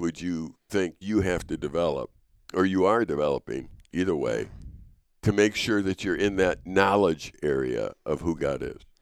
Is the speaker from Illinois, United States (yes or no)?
yes; Chicago, Illinois, United States; I'm from Chicago